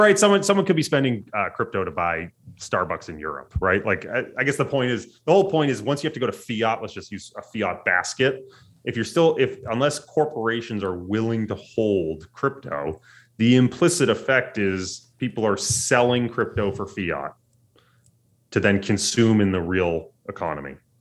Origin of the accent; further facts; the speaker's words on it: United States; as an American